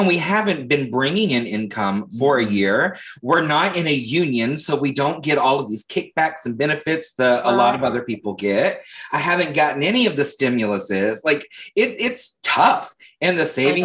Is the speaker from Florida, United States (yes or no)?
yes; Leesburg, Florida, United States; I'm from Leesburg, Florida, which is like 45 minutes north